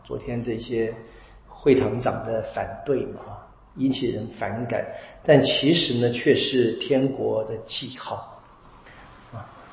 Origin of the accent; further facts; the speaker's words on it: Taiwan; 我们台湾人是讲笑语的